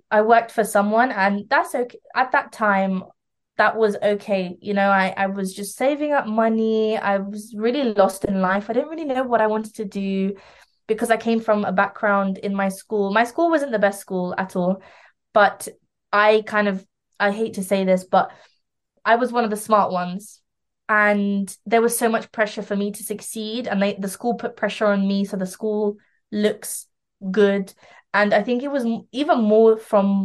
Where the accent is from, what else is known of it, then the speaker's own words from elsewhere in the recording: London, United Kingdom; also born or lived in Lithuania; I was raised in London